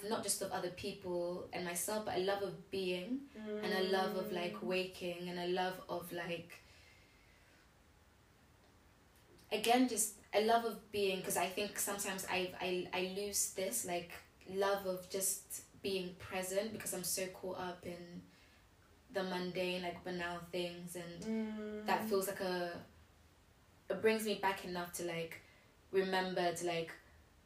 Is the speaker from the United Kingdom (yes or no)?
yes; London, United Kingdom; we grew up in London